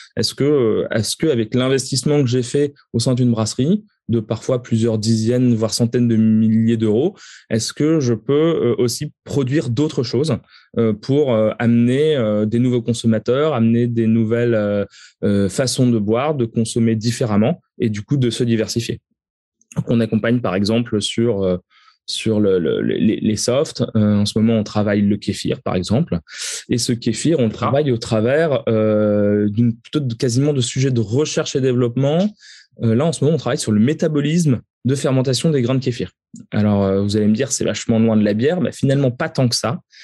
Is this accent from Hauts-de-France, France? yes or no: yes; the North, Hauts-de-France, France; quand on est du Nord, on grandit avec la bière belge